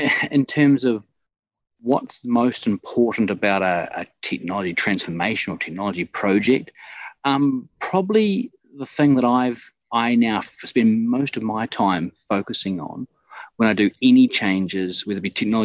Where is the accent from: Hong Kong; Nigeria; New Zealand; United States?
New Zealand; moved away as an adult; also born or lived in Scotland; now in Dubai, United Arab Emirates; Originally, I'm from New Zealand, and I took off in 2005 for my OE.